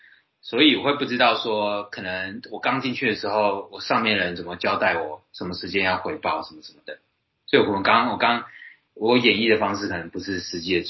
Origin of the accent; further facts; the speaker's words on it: Taoyuan, Taiwan; 例如说我台语很烂，那可能人家笑说啊你瓦新啦，然后是你是客家人嘛，因为跟我桃园来的嘛，那你说我是客家人